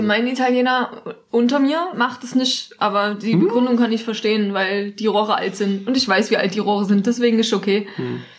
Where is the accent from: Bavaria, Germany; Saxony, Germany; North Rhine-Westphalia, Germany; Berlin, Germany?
Saxony, Germany; Dresden; Ich komme ja aus Dresden